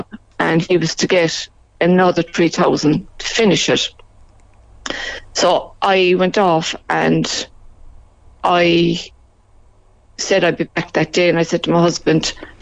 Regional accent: Belfast, Northern Ireland, United Kingdom; also born or lived in near Mallow; now in Mallow, Ireland; I'm originally from Belfast

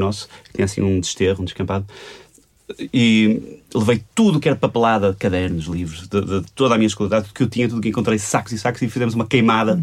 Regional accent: Porto, Norte, Portugal; o liceu Garcia de Horta, ali na, na, na Foz, hum. onde eu cresci

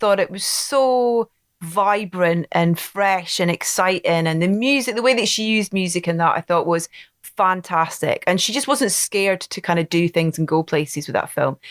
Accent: Anstruther, Scotland, United Kingdom; my hometown of Anstruther

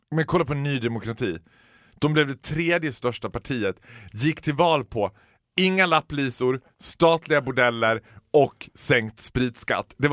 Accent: Germany; Nej, jag är ju tysk.

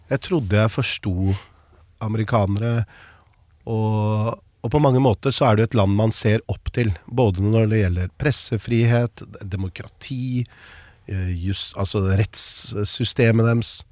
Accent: Norway; I oppveksten så tror jeg det var som nordmenn flest. Jeg så på amerikanske filmer, serier eh, Jeg hadde aldri vært i USA.

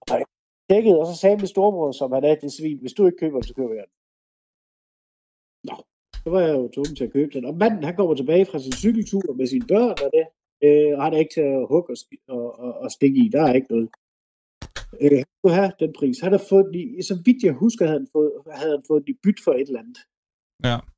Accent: Southern Jutland, Southern Denmark, Denmark; jeg er selv sønderjyde

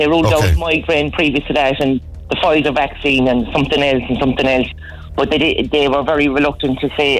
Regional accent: Mallow, Munster, Ireland; I'm from Mallow, but I'm here in Middleton this morning.

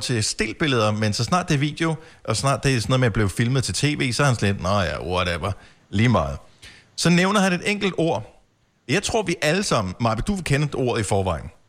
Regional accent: Denmark; vi er her i Danmark

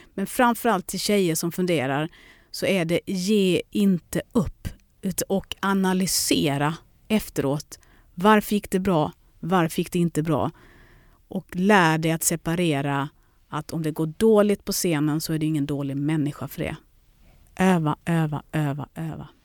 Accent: Lund, Skåne, Sweden; also born or lived in London; hem till lilla Lund

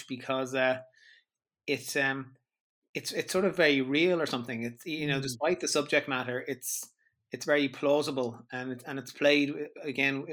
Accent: Ireland; growing up in Ireland, religion was quite a big feature here

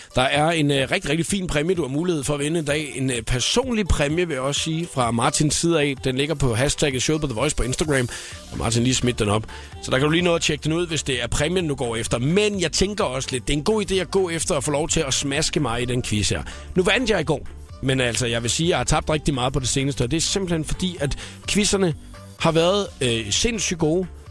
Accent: Svendborg and Faaborg area, Southern Denmark, Denmark; nede, hvor jeg kommer fra, i Svendborg og Fåborg-området

